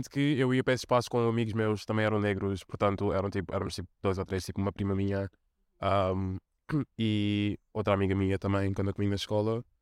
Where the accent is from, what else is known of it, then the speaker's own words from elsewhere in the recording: Portugal; muito desafiante, porque obviamente um, estou inserida em duas comunidades marginalizadas e obviamente de um lado sofro racismo etc e do outro sofro de homofobia etc também um, e também ao que em Portugal não havia muita representatividade